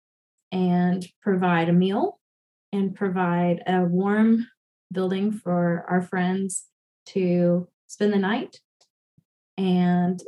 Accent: Memphis, Tennessee, United States; growing up in Memphis, I was a part of a Cumberland

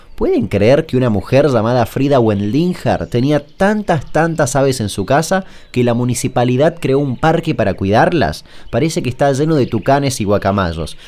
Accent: Chaco, Argentina; yo soy un chaqueño que no toma mate

